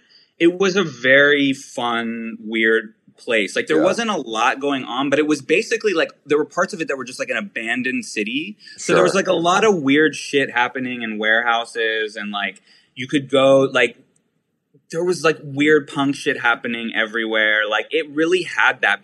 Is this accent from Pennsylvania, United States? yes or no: yes; Pittsburgh, Pennsylvania, United States; now in New York, United States; I'm from Pittsburgh. Yeah. Born and raised